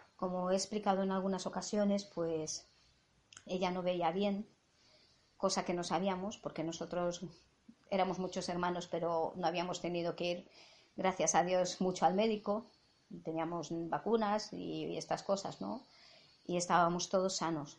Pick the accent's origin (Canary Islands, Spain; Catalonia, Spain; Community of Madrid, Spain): Catalonia, Spain; first language Catalan; Spanish is a second language; nosotras somos catalanas